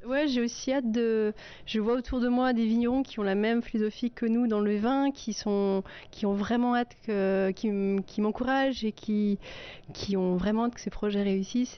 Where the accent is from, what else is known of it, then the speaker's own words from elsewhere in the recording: Munster valley, Soultzeren, Grand Est, France; moi, je viens, de, je viens de la vallée de Munster, je viens de Souzarène.